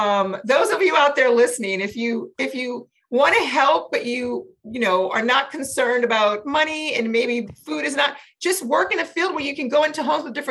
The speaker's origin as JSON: {"language": "English", "region": "the South", "country": "United States", "tie": "born or raised there", "said": "I grew up in the South."}